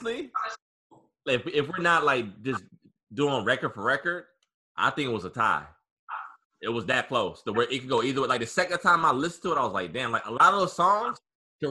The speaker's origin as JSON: {"language": "English", "region": "Virginia", "country": "United States", "said": "I'm from Virginia"}